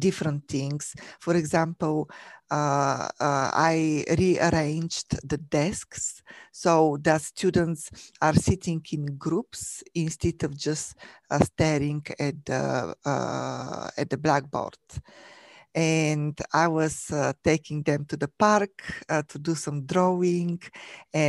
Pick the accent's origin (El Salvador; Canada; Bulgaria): Bulgaria; moved away as an adult; now in United States; I was born and raised in Bulgaria, in Europe.